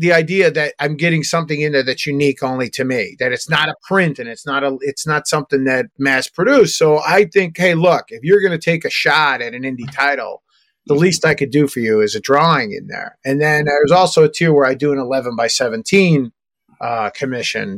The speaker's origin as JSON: {"language": "English", "country": "United States", "said": "us being American"}